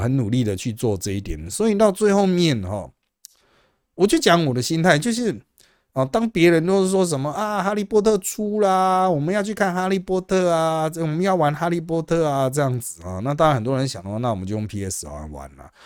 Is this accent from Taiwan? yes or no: yes; Taiwan; 我们台湾人